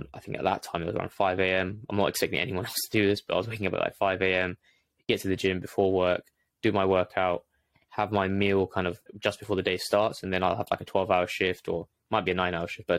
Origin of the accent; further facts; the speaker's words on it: London, United Kingdom; I was born in London, grew up in London, ended up going to uni in London as well.